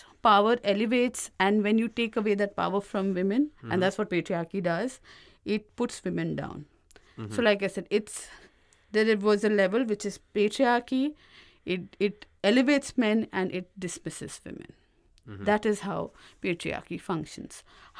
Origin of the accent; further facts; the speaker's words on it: Uttar Pradesh, India; And all of this got answered when I was living in my hometown. It's mm-hmm. a small town in UP